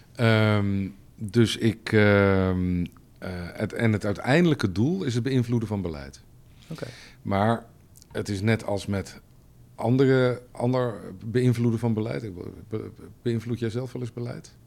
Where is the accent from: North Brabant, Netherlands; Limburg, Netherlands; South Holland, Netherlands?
South Holland, Netherlands; Leiden; also born or lived in Amsterdam / Bellingwolde (family); ik ben geboren in Amsterdam in 1967. ik ben in Leiden opgegroeid